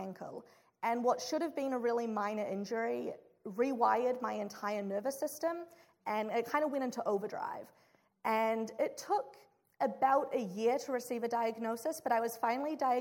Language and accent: English; New Zealand; moved away as an adult; now in Chicago, United States; I'm from New Zealand